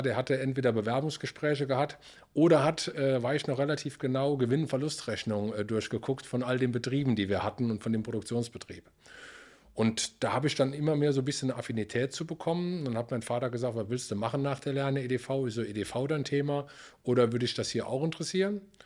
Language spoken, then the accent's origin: German; Beulich, Rhineland-Palatinate, Germany; Ich komme aus dem Hunsrück äh, in der Nähe von Emmelshausen, aus dem kleinen Ort in Beulich